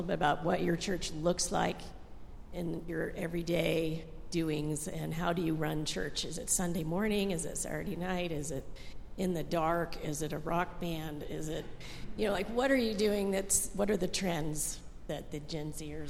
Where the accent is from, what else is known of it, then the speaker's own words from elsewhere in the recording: Boulder, Colorado, United States; I was born in Boulder, Colorado.